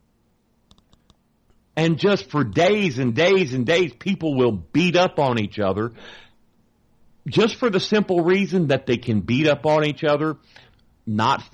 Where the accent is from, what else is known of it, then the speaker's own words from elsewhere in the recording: Texas, United States; I'm from Texas